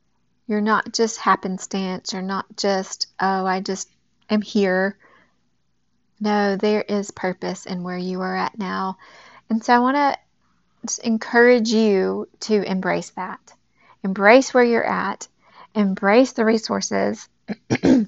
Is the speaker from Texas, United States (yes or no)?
yes; Texas, United States; now in Knoxville, United States; I'm originally from Texas. I'm now in Tennessee